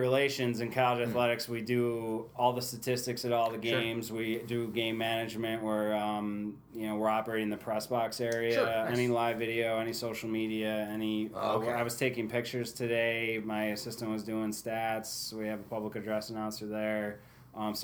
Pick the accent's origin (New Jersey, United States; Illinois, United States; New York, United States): New York, United States; Spencerport; moved away as an adult; now in Utica, United States; I'm from Spencerport, which is on the west side of Rochester.